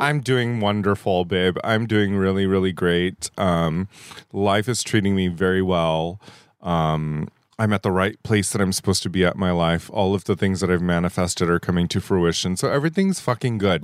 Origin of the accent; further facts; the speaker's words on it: La Puente, California, United States; also born or lived in Baldwin Park, California / Indonesia; I am an anomaly here in Southern California. I'm a native